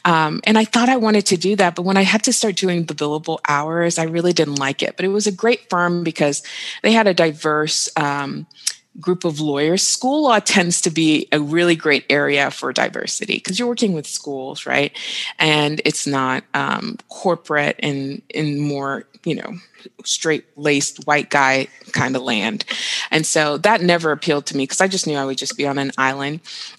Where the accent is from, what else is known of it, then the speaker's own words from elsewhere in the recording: Nigeria; also born or lived in Dubai, United Arab Emirates / Saudi Arabia; Like, I'm from Nigeria, and so I would go to Nigeria every summer, you know, and I grew up in the Middle East, like in Dubai and Saudi Arabia.